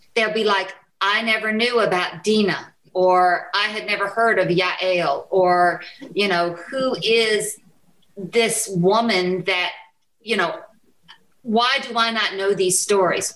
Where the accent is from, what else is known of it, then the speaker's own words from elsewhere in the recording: United States; as an American woman who is white